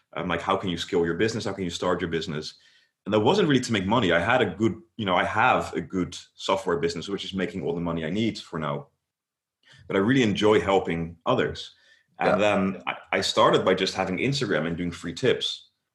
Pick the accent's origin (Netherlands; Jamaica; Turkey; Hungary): Netherlands; I am from the Netherlands.